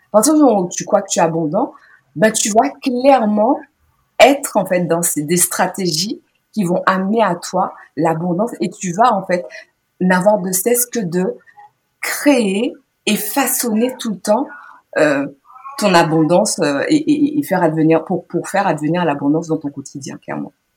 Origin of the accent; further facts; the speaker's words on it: Guadeloupe; j'ai grandi donc en Guadeloupe